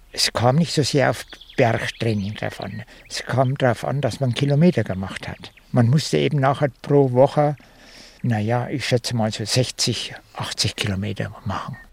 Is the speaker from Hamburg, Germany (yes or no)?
no; Thuringia, Germany; moved away as an adult; now in Magdeburg, Germany; ich bin Thüringer